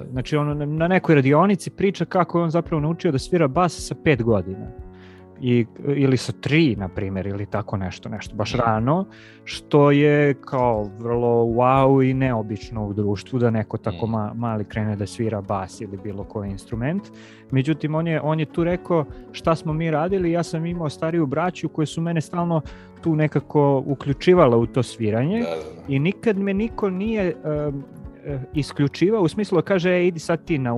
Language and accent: Croatian; Kuršumlija, Toplica District, Serbia; moved away; ja sam iz Kuršumlije inače, i ovaj, kad pričam sa, sa mojim kuršumličanima i sa roditeljima, ja pričam potpuno drugim dijalektu nego što evo sad